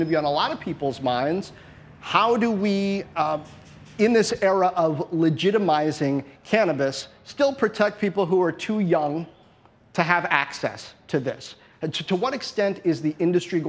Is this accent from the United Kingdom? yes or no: no; United States; I'm American